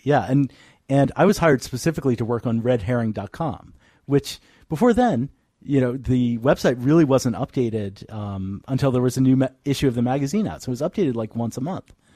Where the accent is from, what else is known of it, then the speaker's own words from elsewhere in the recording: Northern Virginia, United States; moved away as an adult; now in San Francisco, United States; I'm from Northern Virginia